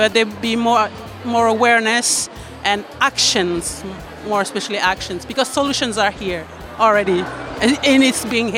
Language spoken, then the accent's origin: English; New Caledonia; I come from New Caledonia and I'm a resource person for the Customary Council there. And I'm a Kanak person.